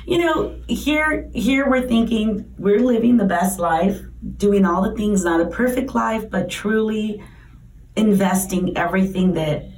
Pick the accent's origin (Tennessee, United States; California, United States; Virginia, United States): California, United States; San Diego; moved away as an adult; now in Arizona, United States; We're born and raised in San Diego